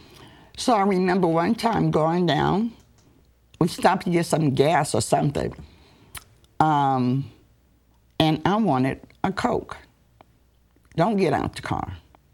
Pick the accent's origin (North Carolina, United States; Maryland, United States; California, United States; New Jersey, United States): Maryland, United States; Cabin John; also born or lived in Washington, D.C.; growing up in Washington, D.C., or living in Cabin John, Maryland, as a young person